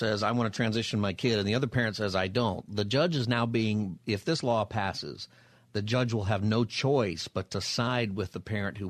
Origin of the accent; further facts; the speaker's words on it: California, United States; my home state of California.